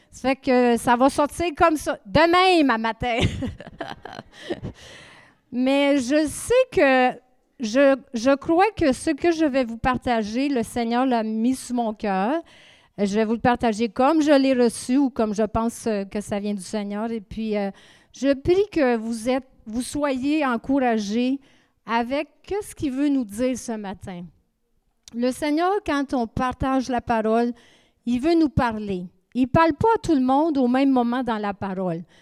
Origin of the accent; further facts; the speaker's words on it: Saint-Hyacinthe, Quebec, Canada; moved away as an adult; now in Acadia, Canada; OK, moi, je viens de. Nous venons de Saint-Hyacinthe. Ça fait 30 ans qu'on vit en Acadie.